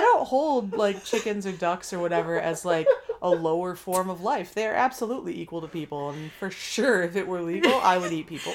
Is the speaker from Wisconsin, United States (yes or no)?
yes; Wisconsin, United States; accent: Wisconsin; it was real Wisconsin there for a second